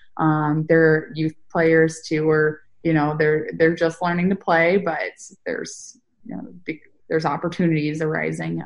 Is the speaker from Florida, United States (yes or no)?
no; Northern California, United States; I'm from Northern California.